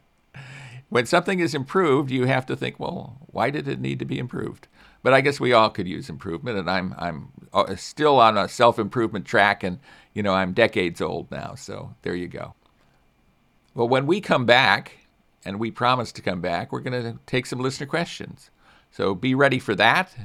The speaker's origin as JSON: {"language": "English", "town": "Chicago", "region": "Illinois", "country": "United States", "tie": "born or raised there", "said": "I grew up in Chicago area"}